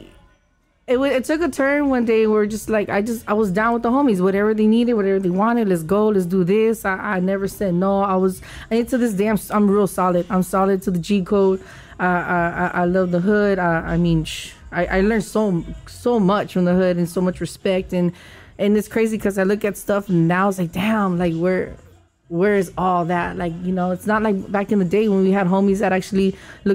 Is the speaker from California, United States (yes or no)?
yes; Los Angeles, California, United States; I grew up in Eastside Lincoln Heights, 90031